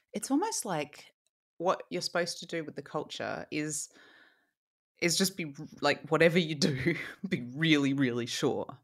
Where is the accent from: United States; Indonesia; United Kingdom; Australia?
Australia; moved away; I am from Australia